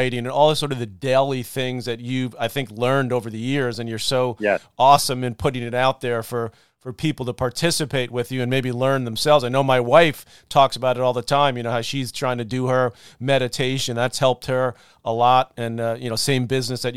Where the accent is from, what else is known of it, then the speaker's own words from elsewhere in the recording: New York City, New York, United States; us growing up in Douglaston in Queens